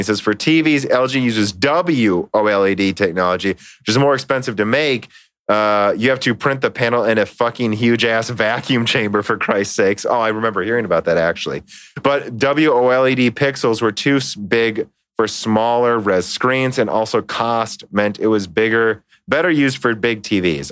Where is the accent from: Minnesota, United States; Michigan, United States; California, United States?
Minnesota, United States; we're from Minnesota